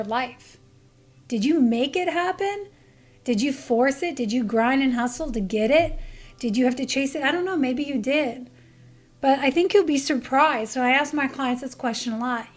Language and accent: English; Canada; moved away; I'm from Canada